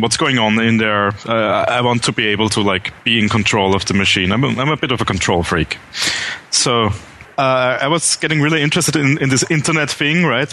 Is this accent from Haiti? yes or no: no; Vienna, Austria; English is a second language; I'm from Vienna, Austria, born and raised there. So pardon my accent